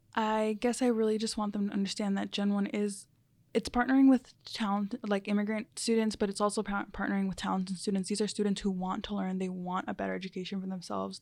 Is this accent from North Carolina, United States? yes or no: yes; Charlotte, North Carolina, United States; first language Spanish; English is a second language; also born or lived in New Jersey; Most of my life, I've been here since about, I was about six years old